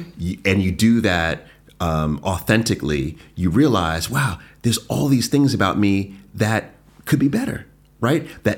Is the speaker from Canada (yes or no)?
no; Jamaica; being Jamaican, I always felt like we're very cold, like, don't touch me, like, all this.